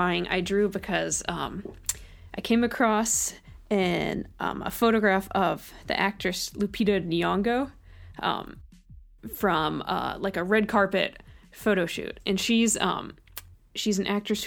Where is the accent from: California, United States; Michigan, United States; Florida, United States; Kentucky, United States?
California, United States; Bay Area; moved away as an adult; also born or lived in Orange County, California; now in Milwaukie, United States; I grew up in the Bay Area, and then I went to college in Orange County